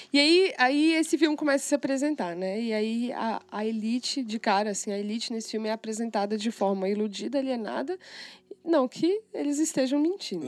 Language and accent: Portuguese; Brazil; eu sou brasileira